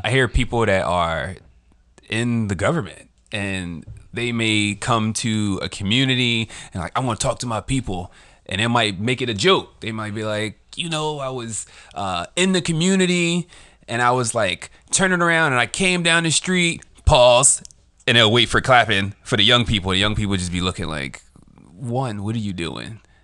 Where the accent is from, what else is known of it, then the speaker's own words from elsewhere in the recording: Philadelphia, Pennsylvania, United States; I was born in the U.S. I was raised in West Philadelphia